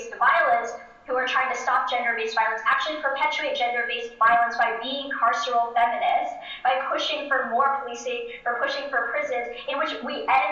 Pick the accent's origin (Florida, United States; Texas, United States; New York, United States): New York, United States; New York City; my home state of New York City